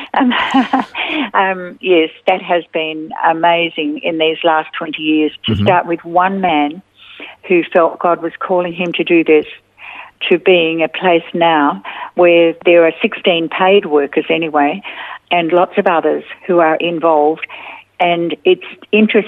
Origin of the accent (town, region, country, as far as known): Australia; also born or lived in India